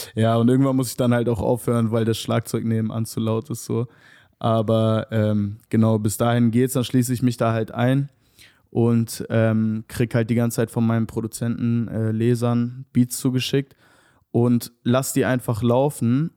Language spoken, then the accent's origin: German; Hanover, Lower Saxony, Germany; moved away as an adult; now in Berlin, Germany; ich komme aus Hannover ursprünglich. Ähm, genau, ich bin da geboren und aufgewachsen